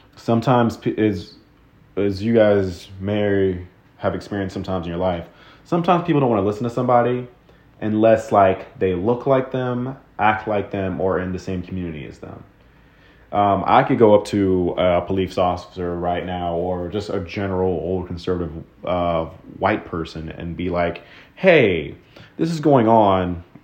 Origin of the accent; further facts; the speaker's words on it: Texas, United States; growing up in Texas.